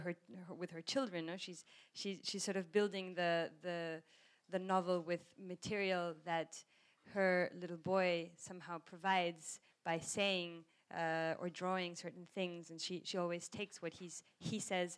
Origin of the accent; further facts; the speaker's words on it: South Africa; I grew up in South Africa with British nuns, so I have this relationship between authority and the British accent